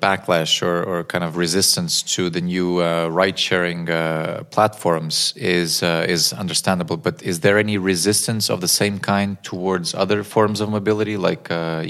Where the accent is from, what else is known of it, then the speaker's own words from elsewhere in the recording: Lisbon, Portugal; moved away; I'm originally from Lisbon